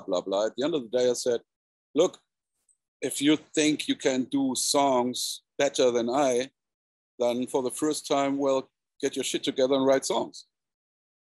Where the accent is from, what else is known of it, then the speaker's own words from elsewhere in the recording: South Germany, Germany; South Germany, to my hometown